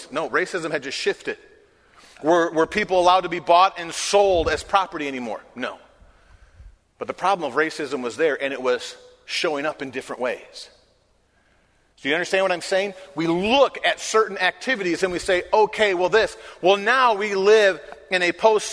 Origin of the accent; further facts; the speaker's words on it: Michigan, United States; moved away; I was raised in Michigan